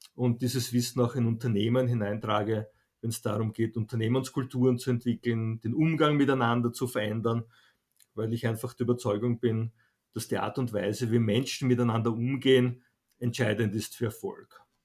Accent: Vienna, Austria; ich bin in Wien geboren

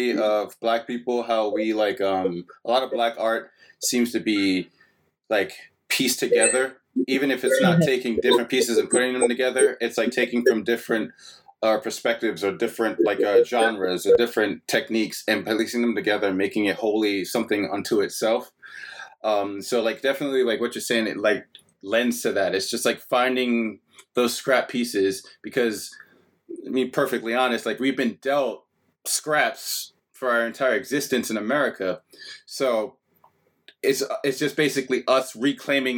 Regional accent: New York, United States; now in Pittsburgh, United States; being a New Yorker

